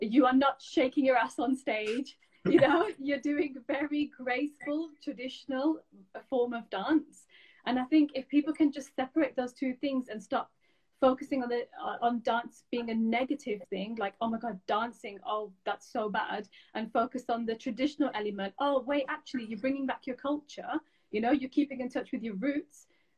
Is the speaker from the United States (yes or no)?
no; Pakistan; It's very close to my heart, obviously, being a Pakistani Bhangra dancer and being the minority.